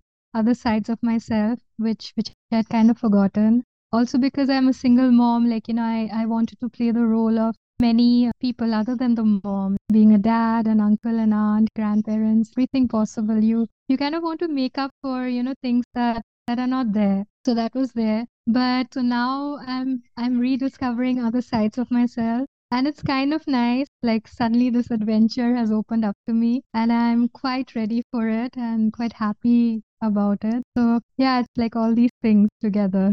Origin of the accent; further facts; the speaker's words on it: Kolkata, West Bengal, India; also born or lived in Berlin, Germany; I was born in Berlin. So I came to India when I was 8.5